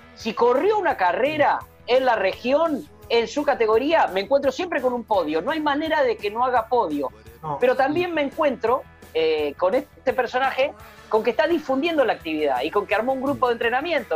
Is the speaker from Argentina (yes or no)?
yes; Puan, Buenos Aires Province, Argentina; moved away; porque allí nací, en ese lugar nací, eh, y estamos hablando de, Puan, del pueblo donde yo nací